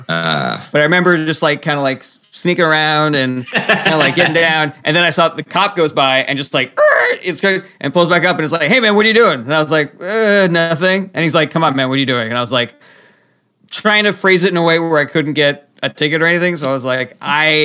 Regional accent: Los Angeles, California, United States; moved away as an adult; also born or lived in Ohio; now in New York, United States; I grew up in Los Angeles

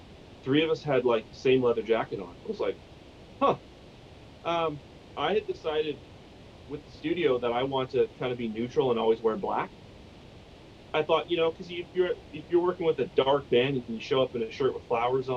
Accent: Canada; we're Canadian

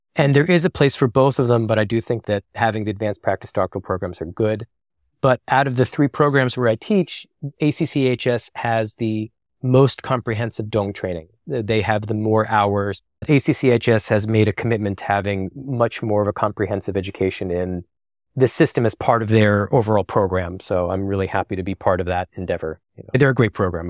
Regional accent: New Jersey, United States; I'm from the Garden State initially

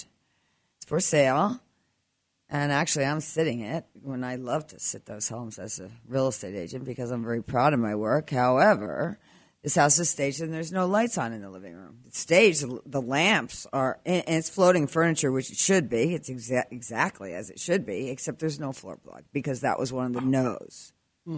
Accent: New Jersey, United States; I'm from New Jersey, so I talk with my hands

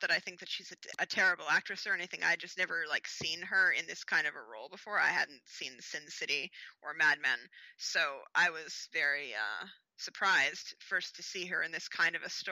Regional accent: Canada; I am Canadian

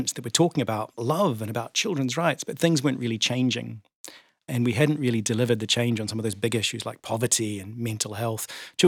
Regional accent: New Zealand; moved away as an adult; now in Scotland, United Kingdom; I came to Scotland from New Zealand in 2002, and I think like many migrants, was very keen to get involved in the community

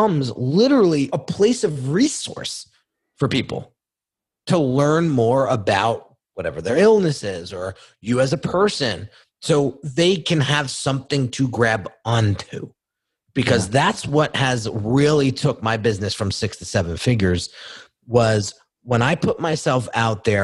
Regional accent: United States; I grew up right outside New York City.

